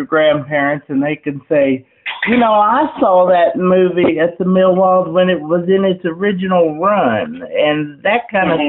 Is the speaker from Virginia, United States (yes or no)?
yes; Wytheville, Virginia, United States; my hometown where I've lived all my life